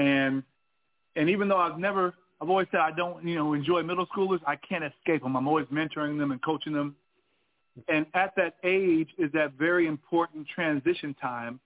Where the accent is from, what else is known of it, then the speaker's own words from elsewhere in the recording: California, United States; moved away as an adult; also born or lived in Alabama; growing up in California, seeing fatherless homes